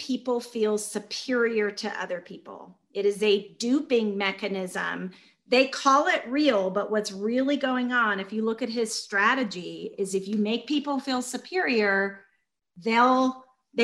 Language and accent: English; Georgia, United States; I was raised in Georgia by civil rights workers.